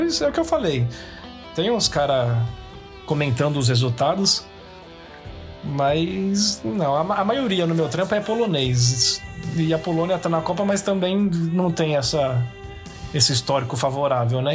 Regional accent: Brazil; moved away as an adult; now in Scotland, United Kingdom; sou brasileiro

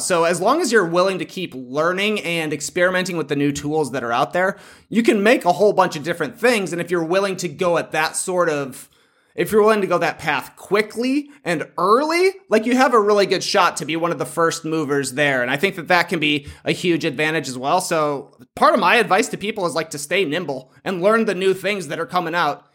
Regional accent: Plano, Illinois, United States; moved away; also born or lived in Toronto; I grew up in a tiny town, Plano, Illinois.

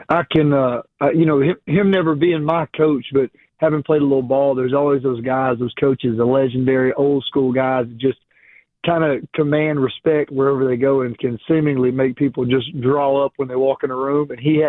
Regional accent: Jacksonville, Alabama, United States; For one, I'm born and raised in Jacksonville. You know, that was

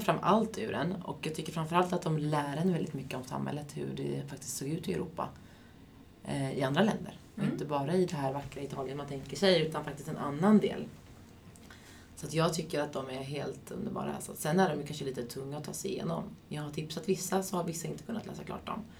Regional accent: Västervik, Kalmar County, Sweden; moved away; i Västervik lite, där jag kommer ifrån från första början.

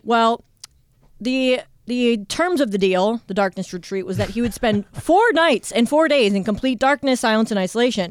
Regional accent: Ohio, United States; born or raised there; moved away as an adult

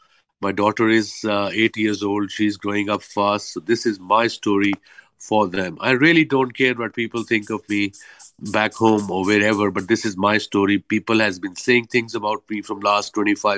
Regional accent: Lahore, Punjab, Pakistan; moved away as an adult; now in Karachi, Pakistan; I'm from Lahore, but I moved to Karachi 12 years ago.

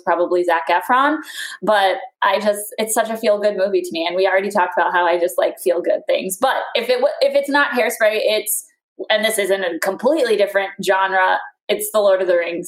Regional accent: Florida, United States; moved away as an adult; now in Michigan, United States; I grew up in Florida

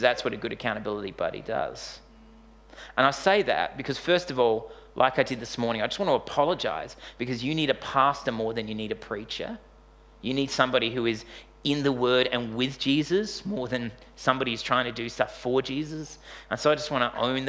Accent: Australia; we're Australian bogans.

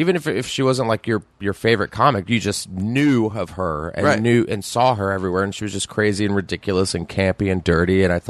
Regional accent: Texas, United States; Growing up in Texas

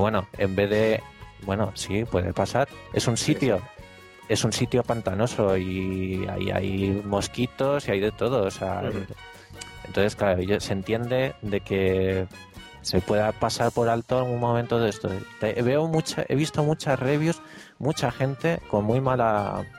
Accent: Spain; la gente que somos de España

